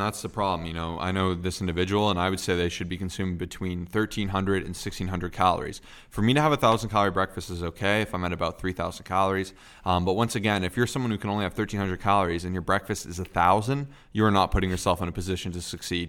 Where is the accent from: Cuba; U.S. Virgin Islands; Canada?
Canada; I'm Canadian